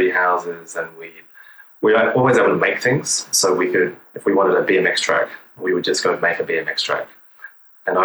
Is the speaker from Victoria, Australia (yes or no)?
no; Kuranda, Queensland, Australia; I grew up in a little town called Kuranda, which is in the north of Australia, so hot and tropical.